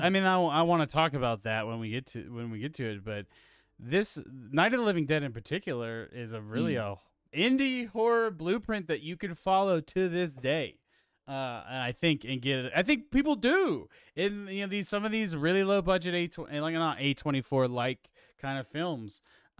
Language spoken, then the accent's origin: English; Pittsburgh, Pennsylvania, United States; So we are from Pittsburgh, Pennsylvania, and George Romero is heavily affiliated with the area.